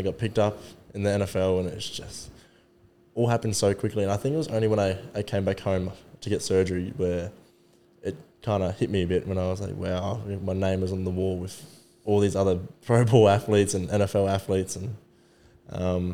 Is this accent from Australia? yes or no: yes; Gold Coast, Queensland, Australia; moved away as an adult; I grew up on the Gold Coast